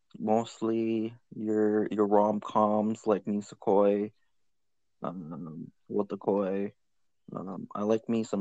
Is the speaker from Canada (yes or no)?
yes; Canada; I'm Canadian